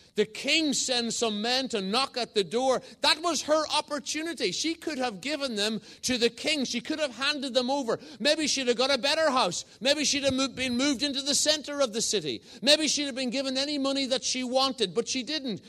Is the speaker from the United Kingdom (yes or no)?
yes; Northern Ireland, United Kingdom; moved away as an adult; also born or lived in England; now in Northallerton, United Kingdom; I'm an Irishman. I was born in the south of Ireland and moved to the north of Ireland as a, a young boy